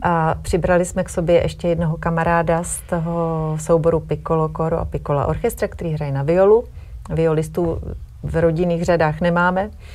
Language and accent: Czech; Prague, Czechia; now in Brdy region, Czech Republic; my jsme teda původně všichni z Prahy